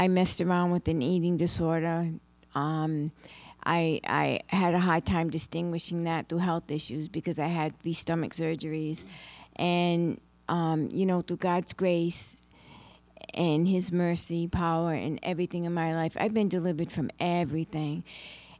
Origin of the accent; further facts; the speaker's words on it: Johnston, Rhode Island, United States; I'm from Johnston, Rhode Island